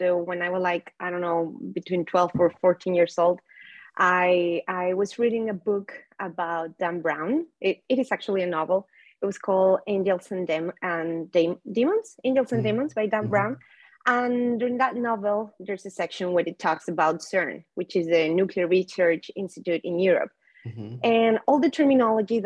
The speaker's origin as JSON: {"language": "English", "region": "Mexico City", "country": "Mexico", "tie": "born or raised there", "said": "I was born and raised in Mexico City"}